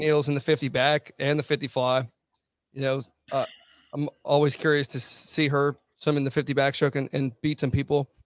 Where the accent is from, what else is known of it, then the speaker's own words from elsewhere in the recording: Virginia, United States; I'm from Virginia, I'm in Virginia Beach